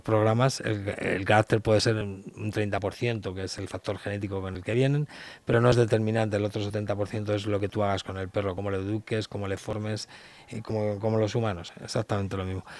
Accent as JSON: {"language": "Spanish", "town": "Leganés", "region": "Community of Madrid", "country": "Spain", "said": "soy de Leganes"}